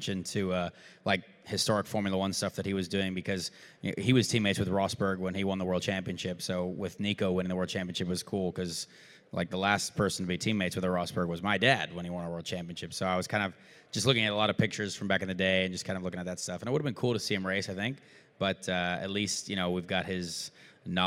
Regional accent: United States; I'm American

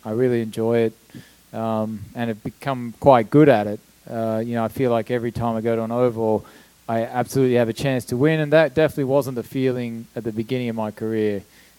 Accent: Australia; moved away; the first Australian to win the Indy 500

